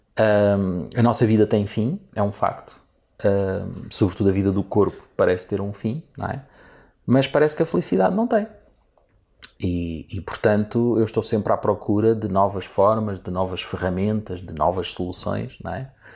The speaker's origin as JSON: {"language": "Portuguese", "country": "Portugal", "said": "sendo eu português e gostando eu muito do meu país"}